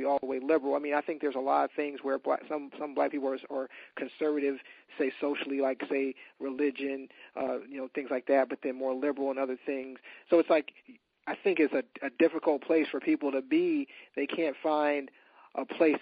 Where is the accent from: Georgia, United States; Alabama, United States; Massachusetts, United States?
Alabama, United States; we're both from Alabama.